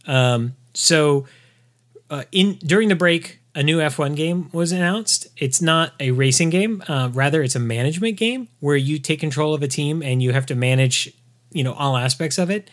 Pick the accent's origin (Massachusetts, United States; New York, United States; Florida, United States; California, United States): California, United States; Southern; I grew up in Southern California in a city with seven military bases in it.